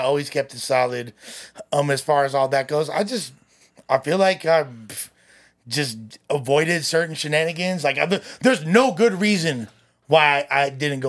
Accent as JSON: {"language": "English", "town": "Los Angeles", "region": "California", "country": "United States", "tie": "born or raised there", "said": "I grew up in the West Side. I'm from West Los, Puerto Vida's way."}